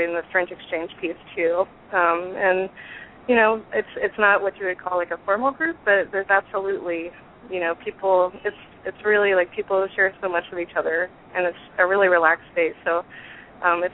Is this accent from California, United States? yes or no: yes; Bay Area, California, United States; moved away; also born or lived in Atlanta, Georgia; I grew up in the Bay Area